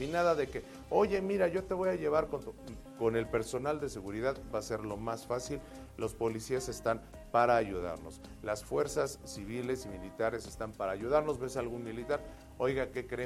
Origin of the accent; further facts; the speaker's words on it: Mexico City, Mexico; somos capitalinos, defeños, citadinos